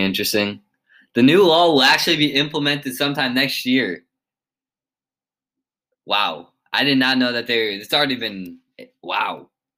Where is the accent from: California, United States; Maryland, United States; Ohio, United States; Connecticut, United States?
Connecticut, United States; I'm from Connecticut